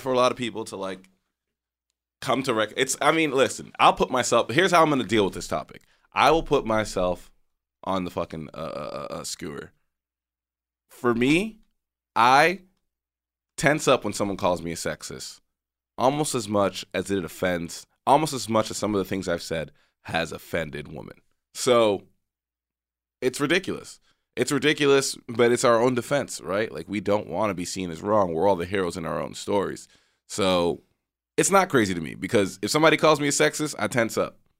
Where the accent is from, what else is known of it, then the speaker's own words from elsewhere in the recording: Texas, United States; where I grew up in Texas